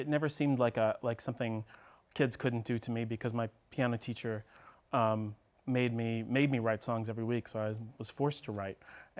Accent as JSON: {"language": "English", "town": "New York City", "region": "New York", "country": "United States", "tie": "born or raised there", "said": "And I grew up in New York City, actually, so I saw a fair share of Broadway shows."}